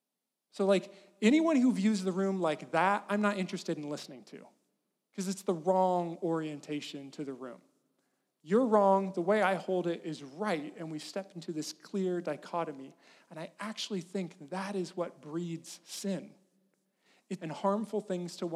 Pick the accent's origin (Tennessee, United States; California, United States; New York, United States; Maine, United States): California, United States; Farmington; moved away; the town I grew up in, Farmington, California, is a good place to be from.